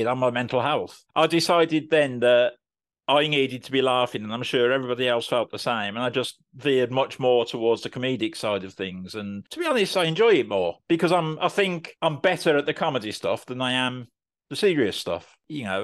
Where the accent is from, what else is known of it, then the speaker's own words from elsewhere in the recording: Birmingham, West Midlands, United Kingdom; moved away as an adult; now in Swindon, United Kingdom; I'm a Brummie who unfortunately had to move away from Birmingham for work. I currently live in Swindon in Wiltshire